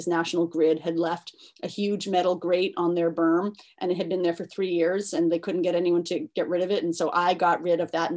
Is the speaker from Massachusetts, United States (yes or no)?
yes; Newton, Massachusetts, United States; So I grew up in Newton and did not necessarily have a plan to move back here